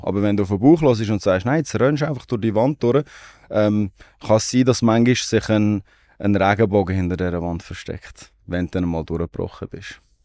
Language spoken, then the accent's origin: German; Aarau, Aargau, Switzerland; Ich komme aus Aarau.